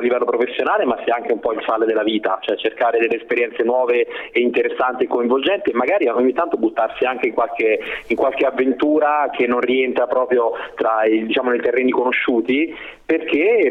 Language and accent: Italian; Rome, Lazio, Italy; moved away as an adult; now in Brescia, Italy; lasciare la città dove uno è nato e cresciuto, insomma io a Roma alla fine ci ho vissuto per 39 anni